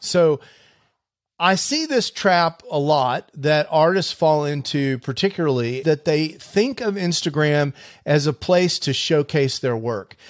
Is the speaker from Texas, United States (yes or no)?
yes; Houston, Texas, United States; when I was a kid growing up in Houston